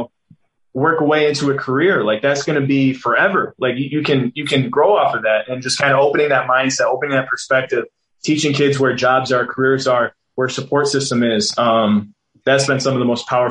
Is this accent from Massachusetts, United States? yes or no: no; Green Bay, Wisconsin, United States; moved away as an adult; also born or lived in Oakland / Las Vegas; I was a mixed kid growing up in Green Bay, Wisconsin